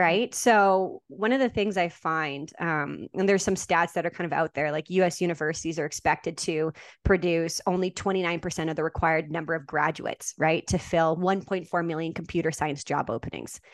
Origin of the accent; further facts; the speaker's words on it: Saskatchewan, Canada; I was born and raised in Saskatchewan, Canada, and that's where I taught.